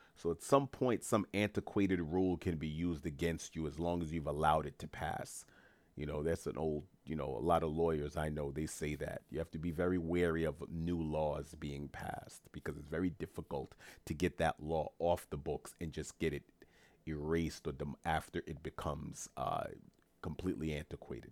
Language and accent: English; New York City, New York, United States; teachers in Queens, New York, my hometown